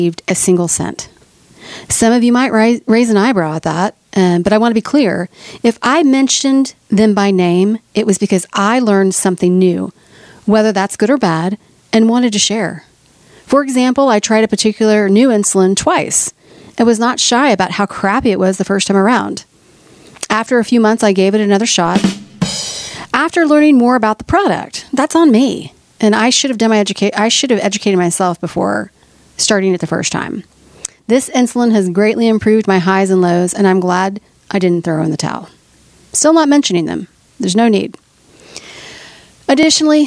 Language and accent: English; Oklahoma City, Oklahoma, United States; my hometown of Oklahoma City